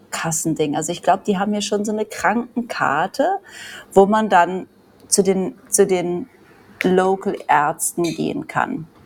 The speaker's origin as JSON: {"language": "German", "country": "Germany", "also_born_or_lived": "Australia / Vanuatu / Bali", "moved": "yes", "said": "man ja aus Deutschland kommt"}